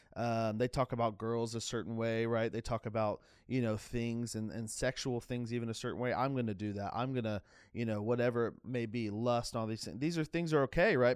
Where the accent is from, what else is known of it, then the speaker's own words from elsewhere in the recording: Jacksonville, Florida, United States; I grew up in Jacksonville, Florida.